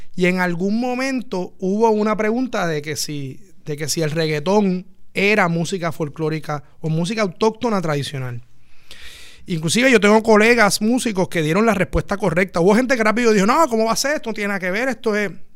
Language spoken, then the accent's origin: Spanish; Puerto Rico; lo que somos los puertorriqueños.